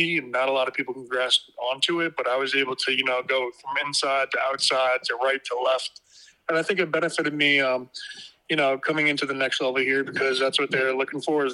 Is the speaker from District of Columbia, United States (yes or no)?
no; Long Island, New York, United States; moved away as an adult; I came from Long Island, which is not too good of high school football